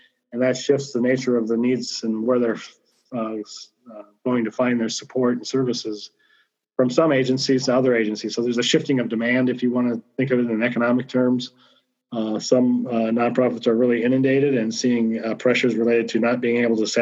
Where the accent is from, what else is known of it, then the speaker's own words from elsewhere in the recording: Rochester, Minnesota, United States; moved away as an adult; here in Olmsted County, my hometown, which I'm just so delighted to be back in Rochester